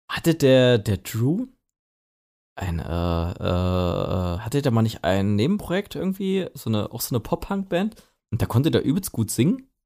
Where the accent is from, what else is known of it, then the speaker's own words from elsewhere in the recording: East Germany, Germany; Ich finde irgendwie bei uns im Osten